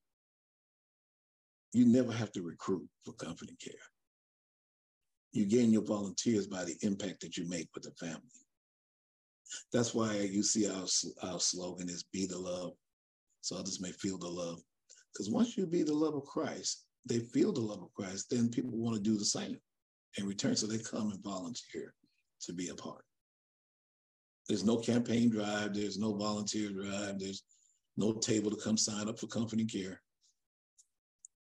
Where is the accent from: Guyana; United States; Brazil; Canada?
United States; Charleston, South Carolina; now in Dallas, United States; I'm from Charleston, South Carolina